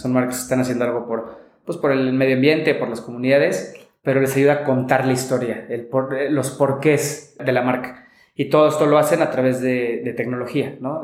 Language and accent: Spanish; Mexico; como mexicano